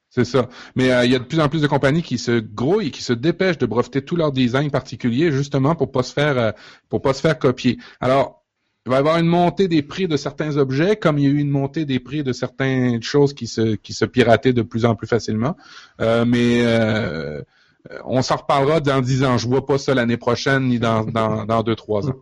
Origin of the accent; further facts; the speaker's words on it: Canada; chez nous, au Canada